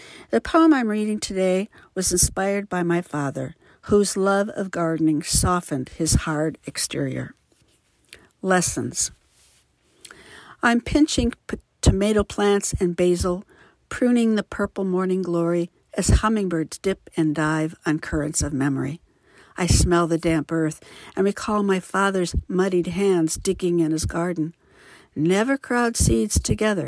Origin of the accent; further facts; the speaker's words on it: Midwest, United States; now in Livermore, United States; I was raised in the Midwest and currently reside in Livermore, California.